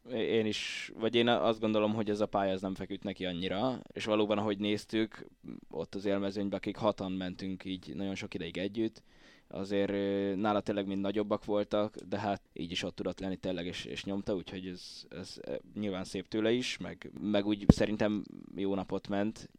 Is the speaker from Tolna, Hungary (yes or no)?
no; Pusztazámor, Pest, Hungary; én így, így faluról származok inkább